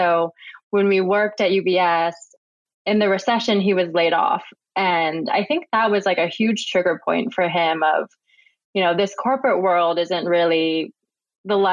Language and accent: English; Midwest, United States; moved away as an adult; now in New York City, United States; I grew up in the Midwest and I went to the University of Michigan